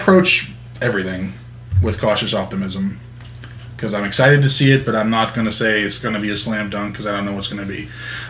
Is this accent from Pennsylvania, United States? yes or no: yes; McKees Rocks, Pennsylvania, United States; also born or lived in Moon Township, Pennsylvania; I grew up in McKees Rocks. I'm there every Tuesday to visit my dad.